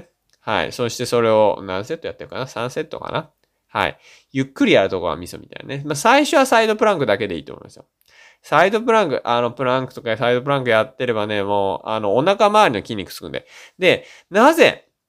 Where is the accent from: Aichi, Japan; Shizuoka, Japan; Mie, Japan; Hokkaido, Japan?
Shizuoka, Japan; 僕静岡県出身なんで